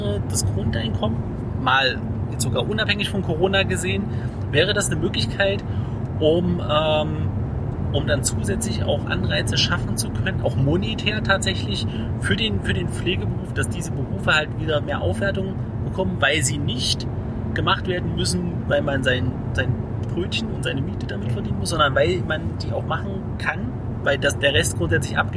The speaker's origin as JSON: {"language": "German", "country": "Germany", "said": "aber so im, Ganzen gucken wir als Deutsche schon sehr genau, was kostet mein Essen"}